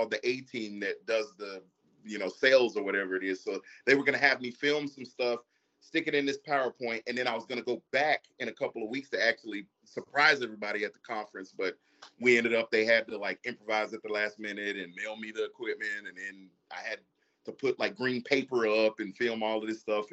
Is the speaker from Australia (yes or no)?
no; Kingsville, Texas, United States; I'm actually from Kingsville